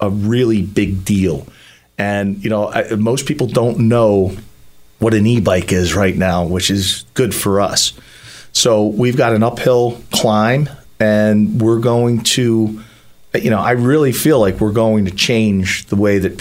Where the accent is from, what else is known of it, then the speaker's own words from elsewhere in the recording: Philadelphia, Pennsylvania, United States; I grew up in South Philly, in Grace Ferry, and my dad was a cop